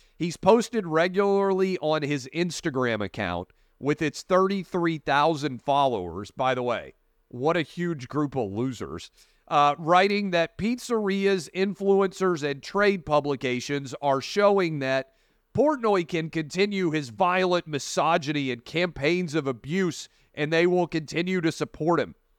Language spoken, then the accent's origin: English; Tennessee, United States; moved away; also born or lived in Northern Virginia; the fifth congressional district of Tennessee, my hometown congressman's office